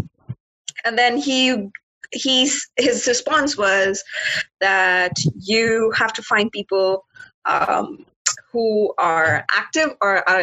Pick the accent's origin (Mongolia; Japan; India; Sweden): India; moved away as an adult; now in Canada; I'm from India, but currently I'm studying in Canada, pursuing my postgrad studies